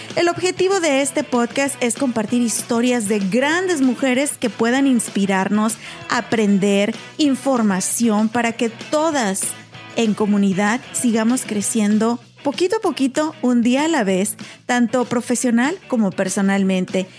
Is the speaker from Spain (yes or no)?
no; Mexico; now in United States; como mexicana